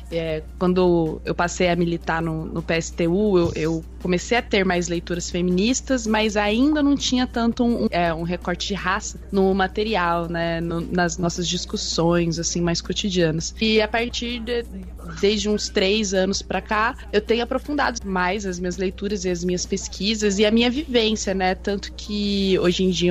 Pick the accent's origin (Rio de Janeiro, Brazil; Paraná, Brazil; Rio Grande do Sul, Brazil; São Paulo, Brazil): Paraná, Brazil; Londrina; sou de Londrina, do Paraná.